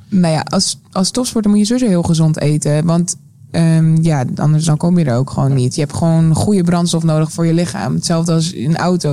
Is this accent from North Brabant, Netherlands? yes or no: no; South Holland, Netherlands; bij ons in Zuid-Holland.